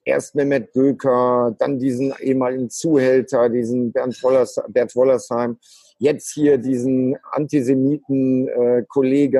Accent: Germany; als Deutscher

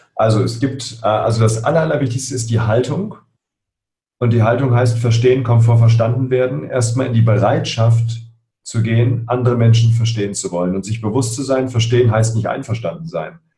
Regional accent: Berlin, Germany; ich bin in Spandau aufgewachsen, hier in Berlin

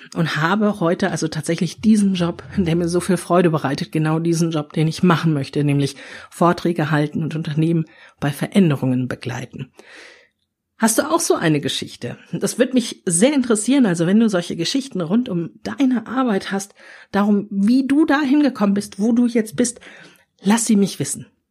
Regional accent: Ruhr area, North Rhine-Westphalia, Germany; ich bin im Ruhrgebiet aufgewachsen

